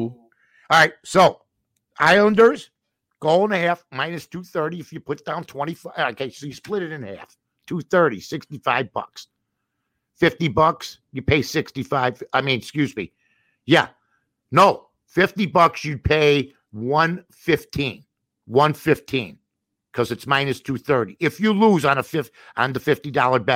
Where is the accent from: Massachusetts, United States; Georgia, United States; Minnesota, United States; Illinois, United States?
Illinois, United States; Chicago; my hometown